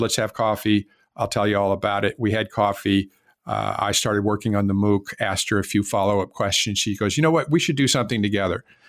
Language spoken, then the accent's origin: English; West Coast, United States; moved away as an adult; also born or lived in Miami, Florida; I was not from Florida and I was from the West Coast.